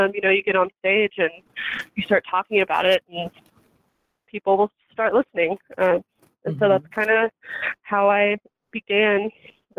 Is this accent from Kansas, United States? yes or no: yes; Johnson County, Kansas, United States; I grew up in Kansas. So, you know, I'm a Midwest girl at heart. And I really, I don't know. I grew up in Johnson County